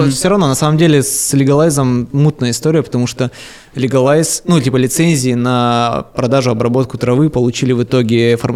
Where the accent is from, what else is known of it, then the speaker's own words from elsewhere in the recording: Siberia, Russia; now in Moscow, Russia; Я из Сибири, там есть сибирские пельмени.